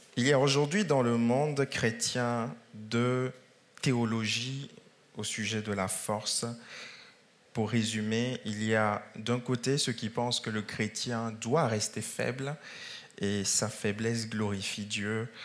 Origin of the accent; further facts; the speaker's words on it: France; dans notre pays de France